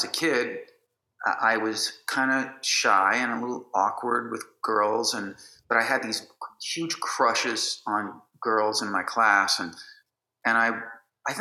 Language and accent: English; Chicago, Illinois, United States; I was born in the city of Chicago and raised in a suburb, a northern suburb